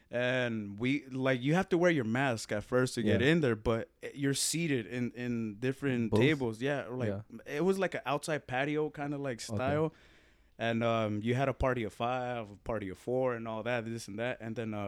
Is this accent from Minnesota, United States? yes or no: no; Phoenix, Arizona, United States; I'm like, nah, we're from Phoenix.